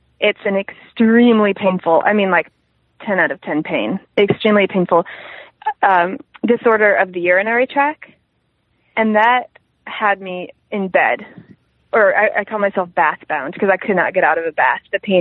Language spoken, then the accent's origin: English; Vermont, United States; I grew up in Vermont